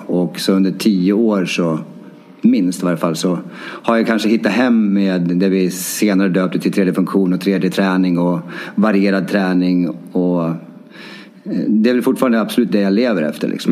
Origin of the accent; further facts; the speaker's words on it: Timrå, Västernorrland County, Sweden; moved away as an adult; now in Stockholm, Sweden; även hemma i Timrå